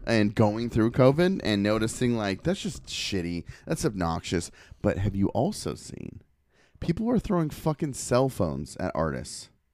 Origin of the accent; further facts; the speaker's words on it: Portland, Oregon, United States; I was from Portland